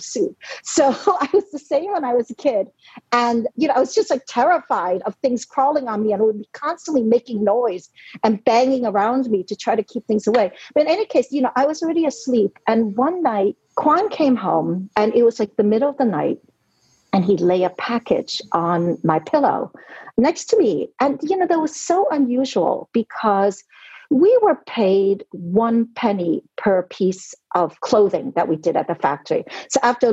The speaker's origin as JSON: {"language": "English", "town": "New York City", "region": "New York", "country": "United States", "tie": "born or raised there", "also_born_or_lived": "Hong Kong / Brooklyn", "second_language": "English", "moved": "as an adult", "lives_now": "Netherlands", "said": "I was born in Hong Kong. I grew up in New York City"}